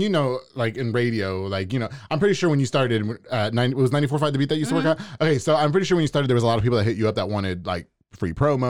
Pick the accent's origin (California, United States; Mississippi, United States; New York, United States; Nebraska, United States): New York, United States; now in Waco, United States; rappers where I'm from New York.